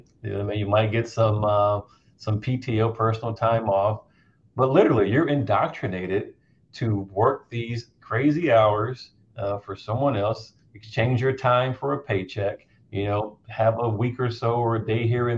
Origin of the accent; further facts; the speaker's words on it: North Carolina, United States; I grew up in North Carolina.